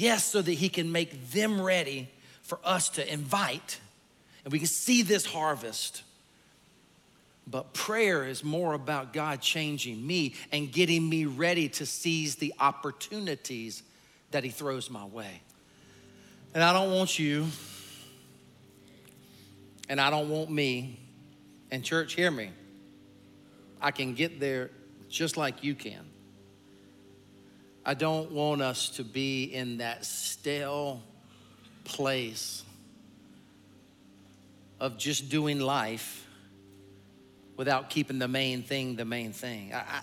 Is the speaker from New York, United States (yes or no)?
no; South Carolina, United States; also born or lived in Lexington, Kentucky; I'm from South Carolina, and I am a hunter.